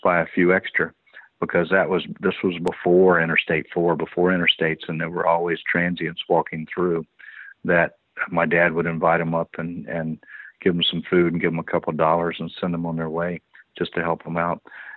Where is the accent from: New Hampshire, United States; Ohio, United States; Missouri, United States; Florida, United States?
Florida, United States; Orlando; I grew up in Orlando, born and raised in Orlando